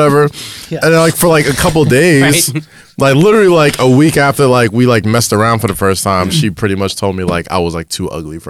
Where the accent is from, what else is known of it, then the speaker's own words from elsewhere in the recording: New York City, New York, United States; I grew up in Staten Island. So, like, you know, I was like one of maybe like 4 black guys in my school, right?